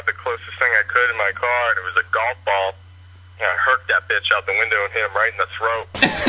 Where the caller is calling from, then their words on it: Florida, United States; I'm calling from Florida.